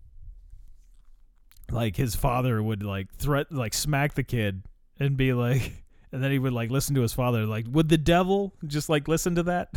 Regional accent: United States; I'm American

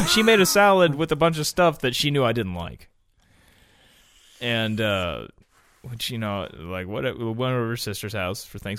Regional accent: United States; I am an American.

